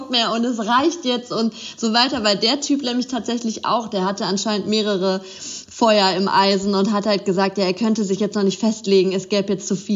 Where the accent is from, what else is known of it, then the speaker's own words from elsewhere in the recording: Bielefeld, North Rhine-Westphalia, Germany; born there; now in Cologne, Germany; Also ich komme äh, gebürtig aus Bielefeld, aber bin zum Studieren dann nach Köln gegangen und bin jetzt auch schon ziemlich lange in Köln